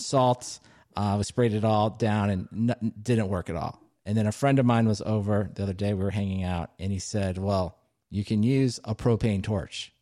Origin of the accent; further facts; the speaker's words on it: Maryland, United States; my home state, Silver Spring, Maryland